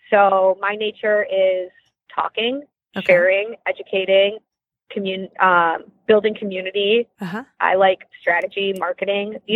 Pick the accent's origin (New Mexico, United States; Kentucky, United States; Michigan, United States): Michigan, United States; also born or lived in India; and we're from Michigan.